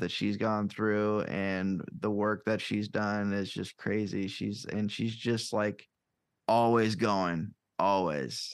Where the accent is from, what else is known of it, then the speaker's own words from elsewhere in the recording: Davenport, Iowa, United States; also born or lived in Chicago area / Cedar Falls, Iowa; Iowa is home. I'm born and raised here